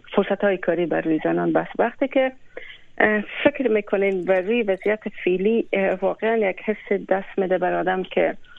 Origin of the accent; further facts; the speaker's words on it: Afghanistan; یک کسی که از بزرگ شده و پرورده از او خاک و از او وطنم